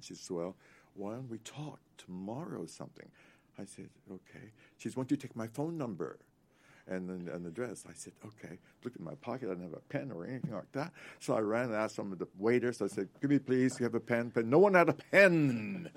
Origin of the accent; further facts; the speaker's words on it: Morton, Pennsylvania, United States; moved away; Morton, Pennsylvania, about ten miles outside of Philly